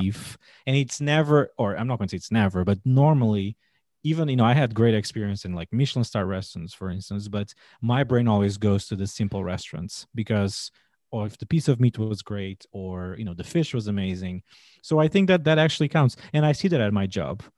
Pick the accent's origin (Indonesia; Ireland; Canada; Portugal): Portugal; English is a second language; moved away as an adult; now in United States; born and raised in Portugal